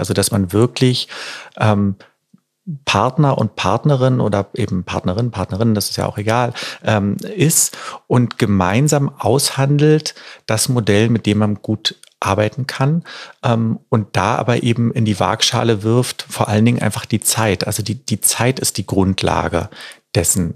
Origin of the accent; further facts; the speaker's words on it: Berlin, Germany; bei uns in Berlin